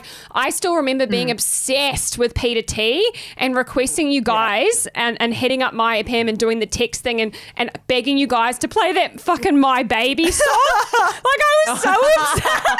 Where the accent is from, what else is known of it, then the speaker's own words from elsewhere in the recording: Katikati, Bay of Plenty, New Zealand; now in Australia; if you were raised in New Zealand like me, because I grew up in Caddy Caddy in the Bay of Plenty